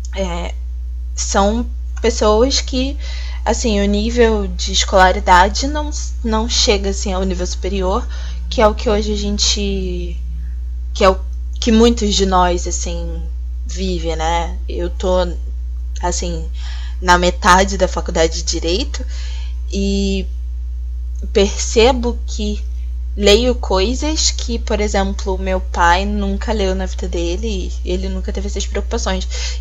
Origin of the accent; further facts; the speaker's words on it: Rio de Janeiro, Brazil; eu sou do Rio de Janeiro